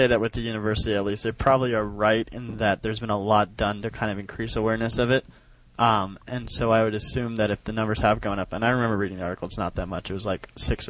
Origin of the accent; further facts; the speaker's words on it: Los Angeles, California, United States; now in Stanford, United States; I'm from Los Angeles.